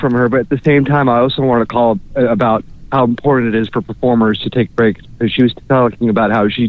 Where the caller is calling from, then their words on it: Orlando, Florida, United States; Hi, it's … checking in from Orlando, Florida.